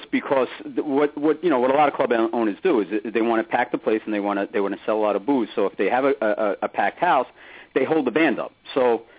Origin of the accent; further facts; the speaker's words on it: New York City, New York, United States; I was from Ridgewood, that's right.